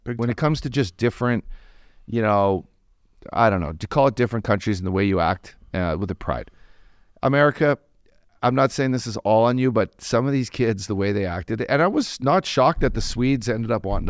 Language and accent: English; Canada; me being a Canadian